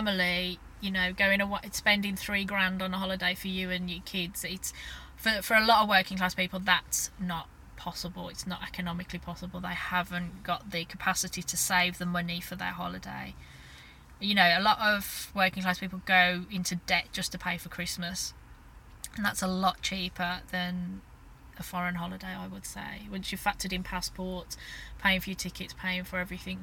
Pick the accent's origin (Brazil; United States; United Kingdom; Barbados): United Kingdom; Birmingham, West Midlands; I'm from Birmingham